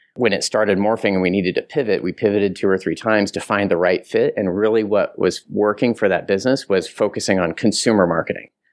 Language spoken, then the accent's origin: English; Southern Kansas, United States; I'm from Southern Kansas